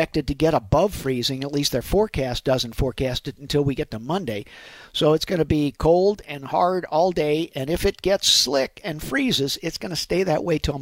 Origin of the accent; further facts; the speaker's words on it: St. Louis, Missouri, United States; born and raised in St. Louis fella